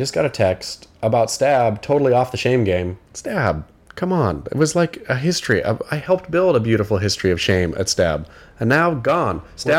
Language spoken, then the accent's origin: English; rural Oregon, United States; I grew up in rural Oregon, so there's some kind of similarities, I guess, in terms of being rural. But, you know, I'm not Canadian